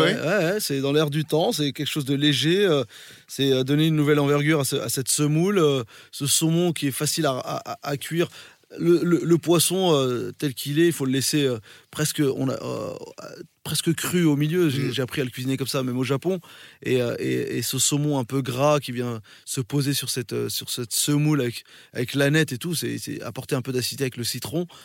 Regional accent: France; also born or lived in Morocco; je, suis né au Maroc mais j'ai grandi en France

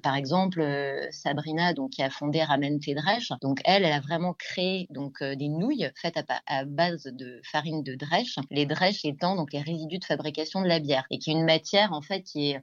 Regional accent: Val-d'Oise, Île-de-France, France; je viens d'Île-de-France, euh, du, du, 95

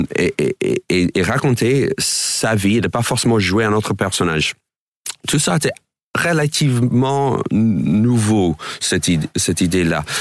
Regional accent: United States; French is a second language; moved away as an adult; now in France; en tant qu'Américain

